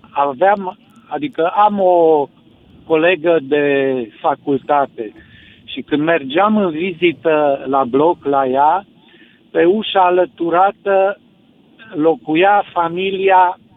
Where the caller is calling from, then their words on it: Sibiu, Sibiu County, Romania; Bună seara … din Sibiu.